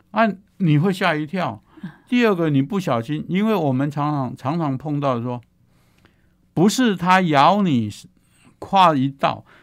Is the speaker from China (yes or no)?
no; Taiwan; 我们在台湾已经有这种这种，